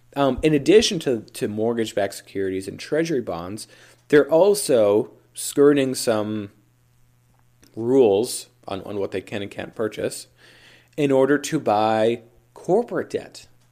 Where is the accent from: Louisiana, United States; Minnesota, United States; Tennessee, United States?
Minnesota, United States; Minnesota, you know, my home state